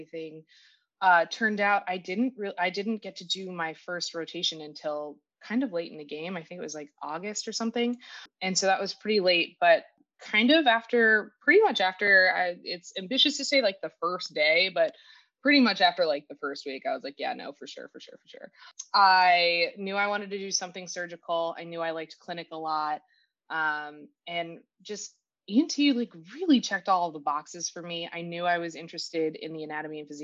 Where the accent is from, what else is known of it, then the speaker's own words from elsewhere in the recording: Oak Park, Illinois, United States; I grew up in the Oak Park area, so not far from Loyola.